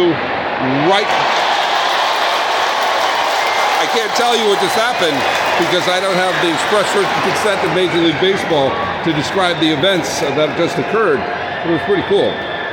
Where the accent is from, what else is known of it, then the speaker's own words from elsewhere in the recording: New England, United States; I grew up in New England.